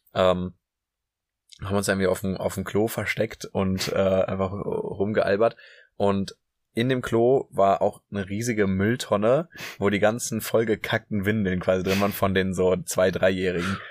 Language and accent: German; Münster, North Rhine-Westphalia, Germany; now in Hamburg, Germany; Ich komme aus Münster